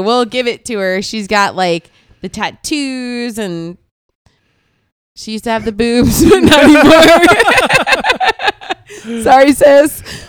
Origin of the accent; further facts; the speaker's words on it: Florida, United States; also born or lived in Parris Island, South Carolina; I was born on Paris Island.